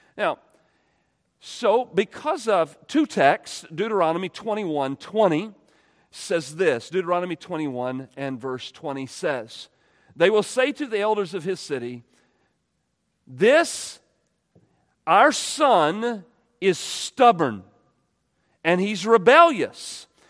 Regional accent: United States; we're American

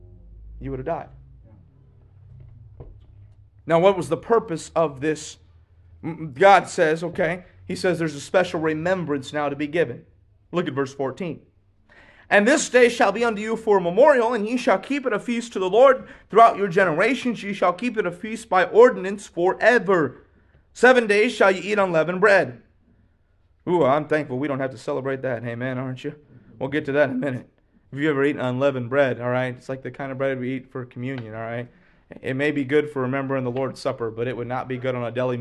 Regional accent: United States; I'm an American

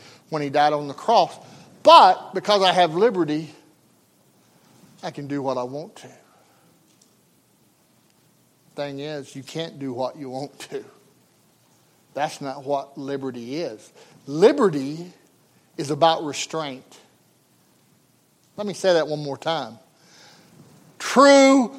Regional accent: United States; as an American

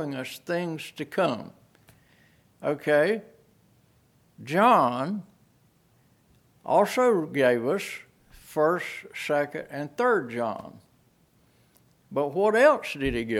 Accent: United States; I'm an American citizen. I lived here for 78 years

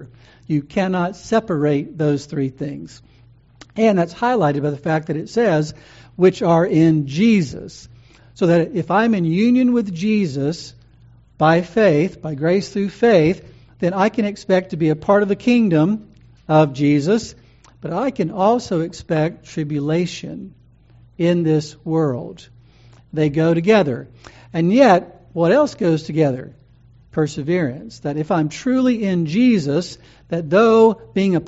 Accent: United States; American Christians

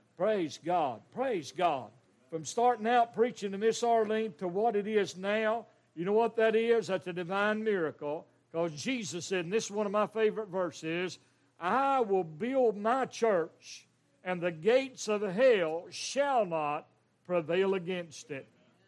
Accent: Western North Carolina, United States; He's a mountain boy, raised just a few mountains over where I was raised in Western North Carolina.

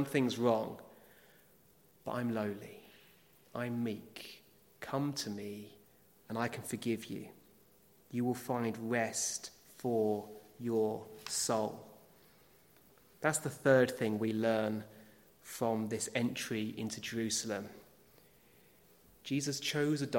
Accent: United Kingdom; As British people

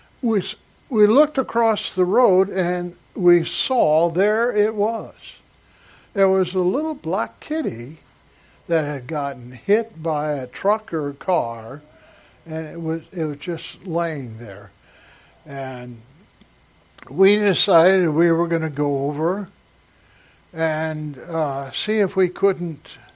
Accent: Salem, Oregon, United States; also born or lived in San Diego, California / Morris, Illinois; in the fourth grade, we moved from Morris, Illinois, out to Salem, Oregon

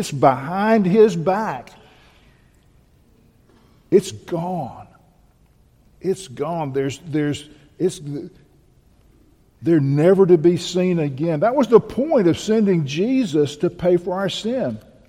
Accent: Bahia, Brazil; I grew up in Bahia.

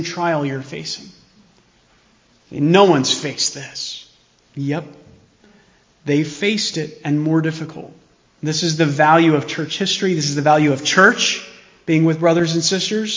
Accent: United States; as American Christians

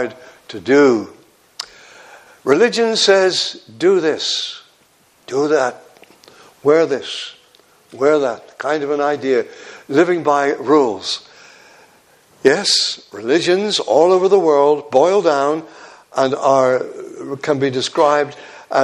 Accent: Devon, South West England, United Kingdom; moved away as an adult; also born or lived in Yorkshire

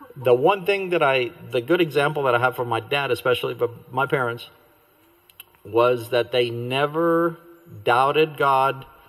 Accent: Glendale, California, United States; also born or lived in Cuba / Sacramento, California; I grew up in the Glendale, California area

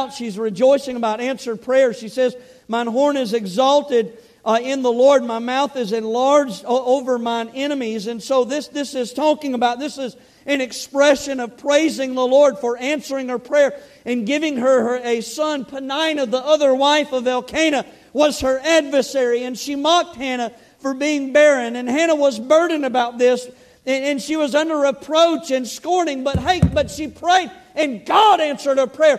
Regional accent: Kansas City, United States; we're from Kansas City area

